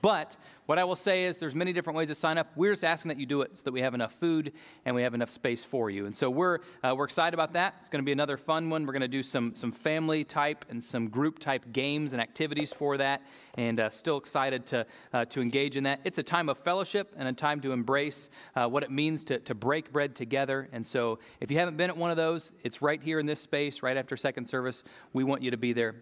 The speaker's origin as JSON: {"language": "English", "country": "United States", "said": "I'm an American"}